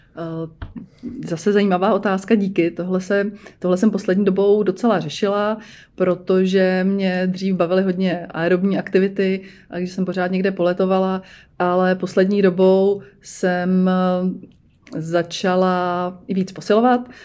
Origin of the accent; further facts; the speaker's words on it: Černošice, Central Bohemian Region, Czechia; já jsem z Černošic